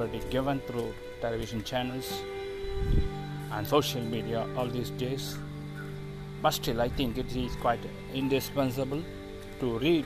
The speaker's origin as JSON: {"language": "English", "country": "India", "said": "from India"}